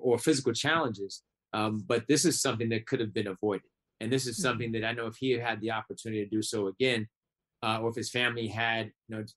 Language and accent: English; New York City, New York, United States; also born or lived in Atlanta / Buffalo / Chicago; I grew up in Brooklyn